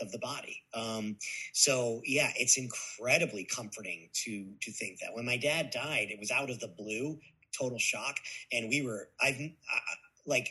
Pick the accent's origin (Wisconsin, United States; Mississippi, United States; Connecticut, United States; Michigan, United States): Connecticut, United States; Guilford; Guilford, Connecticut, Guilford. A small town in Connecticut.